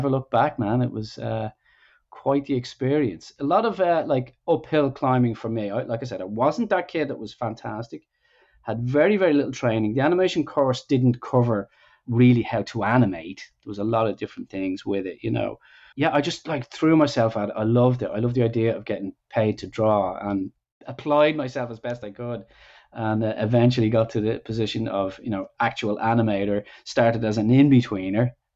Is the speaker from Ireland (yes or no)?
yes; Ireland; also born or lived in Dublin; I'm from Ireland, grew up there, of course, in the 80s